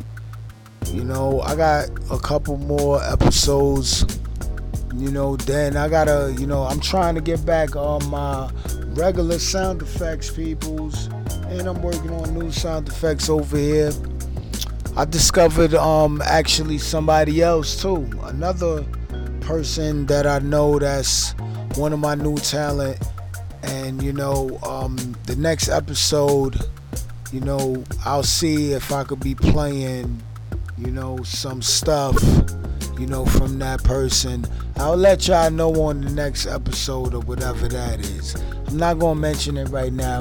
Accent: New York City, New York, United States; I'm in the borough of Brooklyn. I'm from Brooklyn.

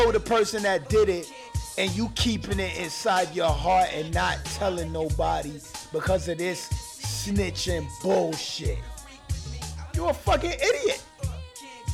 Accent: New York City, New York, United States; I'm from New York City, man. I'm from Brooklyn

